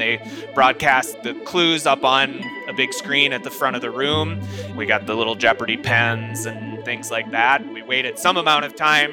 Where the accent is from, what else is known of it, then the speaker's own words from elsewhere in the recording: Fort Collins, Colorado, United States; I'm from Fort Collins, Colorado.